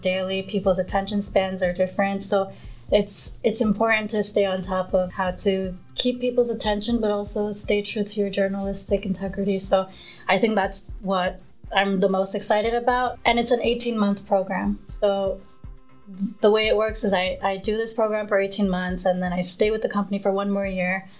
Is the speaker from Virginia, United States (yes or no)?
no; New York City, New York, United States; also born or lived in Nepal; So moving to Queens, New York